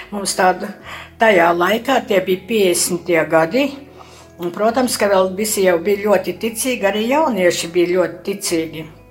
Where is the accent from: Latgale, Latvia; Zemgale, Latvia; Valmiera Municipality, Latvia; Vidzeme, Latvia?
Latgale, Latvia; Preiļi district, Sauna parish; moved away as an adult; also born or lived in Kurzeme; now in Riga, Latvia; dzimusi es esmu gan tagad Prēļu rajonā, Saunas pagastā, līdz 20 gadiem dzīvoju Latgalē.